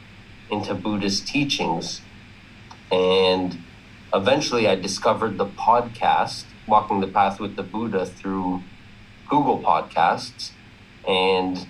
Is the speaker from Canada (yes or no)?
yes; Ontario, Canada; I'm from Ontario, Canada.